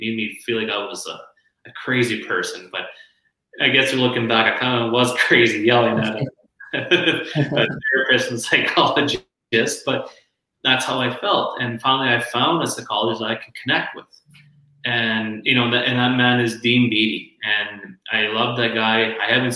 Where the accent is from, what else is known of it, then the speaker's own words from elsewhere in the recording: Lloydminster, Canada; Lloydminster, my hometown